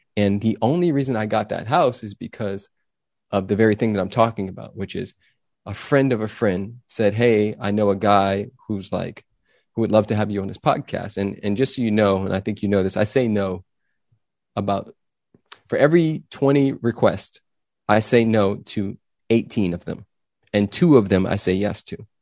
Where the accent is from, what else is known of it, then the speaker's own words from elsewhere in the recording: Los Angeles, California, United States; now in Austin, United States; I grew up in Los Angeles, California.